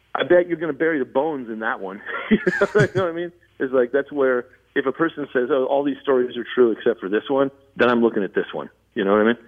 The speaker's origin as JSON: {"language": "English", "region": "Southern California", "country": "United States", "tie": "born or raised there", "said": "I grew up in Southern California"}